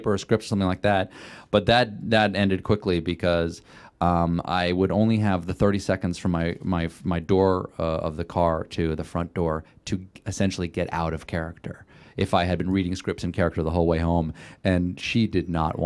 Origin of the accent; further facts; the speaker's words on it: South Carolina, United States; moved away; people I grew up with in my hometown in South Carolina